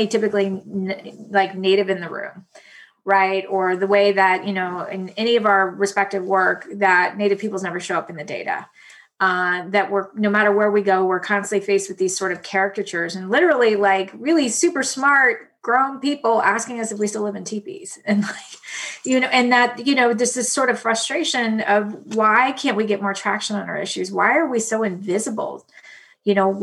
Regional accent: Pawnee Nation, Oklahoma, United States; I'm from the Pawnee Nation here in Oklahoma

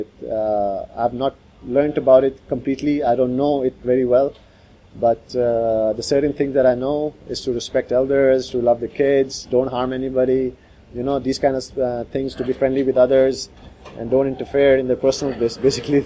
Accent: Pakistan; I'm from Pakistan

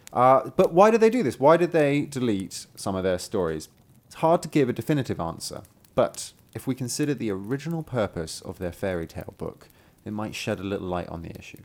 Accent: United Kingdom; I'm British

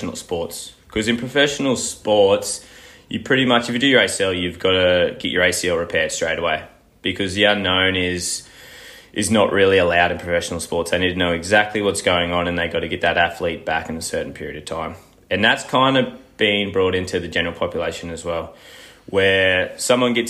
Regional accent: Gold Coast, Queensland, Australia; moved away as an adult; now in Melbourne, Australia; I'm originally from the Gold Coast, and that's where I've done all my studies

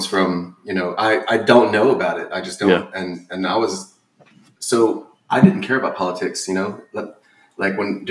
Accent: Louisiana, United States; I grew up in the South.

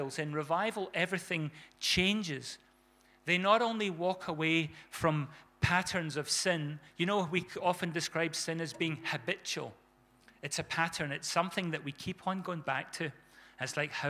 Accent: South Africa; when we were kids growing up in South Africa

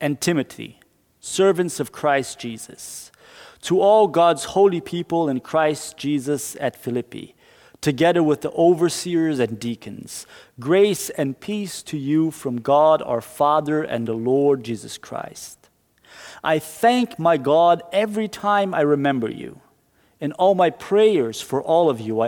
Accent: Brazil; now in Norway; my home country, Brazil.

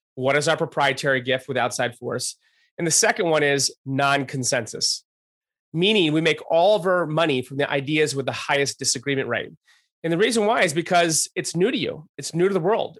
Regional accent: Rochester, New York, United States; also born or lived in Albany, New York; just outside of Albany and then in Rochester

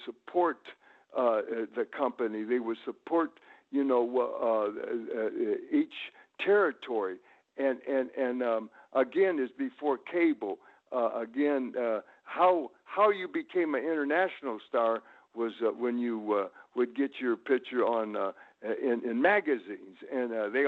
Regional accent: Tullahoma, Tennessee, United States; born there; That was my family's place up in that area. I was born in Tullahoma, Tennessee.

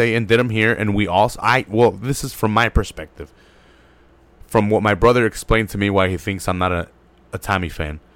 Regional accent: United States; I'm a dumb American

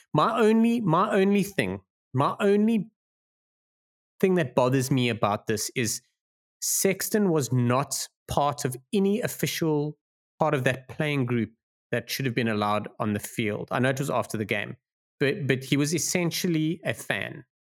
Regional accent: South Africa; as a South African

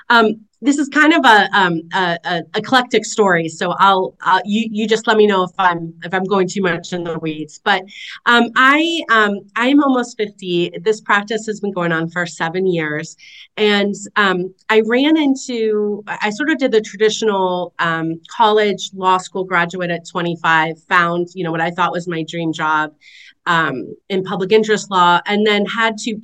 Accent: West Virginia, United States; also born or lived in Madison, Wisconsin; living in a corner of my home state of West Virginia

